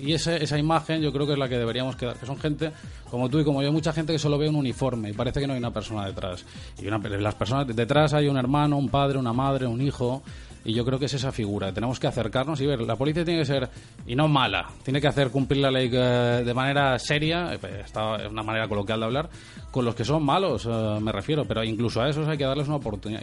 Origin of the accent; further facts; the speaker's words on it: Magaluf, Balearic Islands, Spain; yo soy de Magaluf de toda la vida